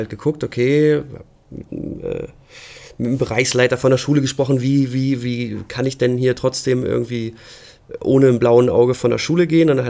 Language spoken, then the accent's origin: German; Lower Saxony, Germany; gerade bei uns in Ostfriesland war immer so die, die große Bastion, wo jeder hin wollte, war halt Hamburg.